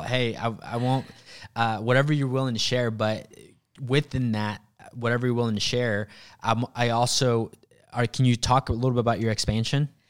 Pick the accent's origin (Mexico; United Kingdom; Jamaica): Mexico; moved away; also born or lived in Sand Springs, Oklahoma; I grew up in Mexico. I grew up really, really poor, um, single mom